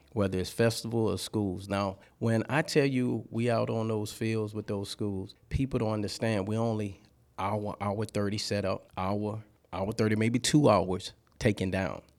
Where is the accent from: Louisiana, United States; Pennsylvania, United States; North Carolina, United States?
Louisiana, United States; moved away as an adult; now in Georgia, United States; I'm from Louisiana.